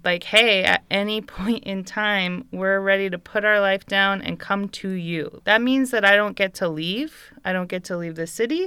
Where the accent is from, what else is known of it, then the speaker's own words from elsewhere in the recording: Bay Area, California, United States; moved away as an adult; I grew up in the Bay Area, like in California, in America, the U S